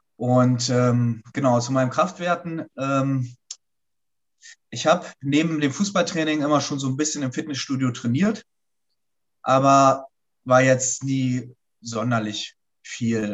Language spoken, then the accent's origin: German; Hanover, Lower Saxony, Germany; in Hannover, da wo ich herkomme